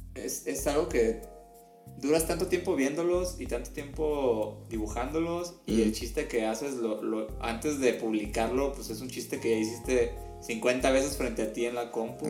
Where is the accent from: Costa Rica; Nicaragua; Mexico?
Mexico; siendo mexicanos